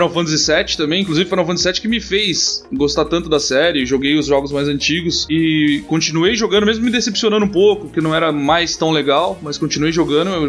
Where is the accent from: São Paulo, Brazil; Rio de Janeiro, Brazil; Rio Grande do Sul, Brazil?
São Paulo, Brazil; São José dos Campos; Eu sou de São José dos Campos, trabalho também em São Paulo.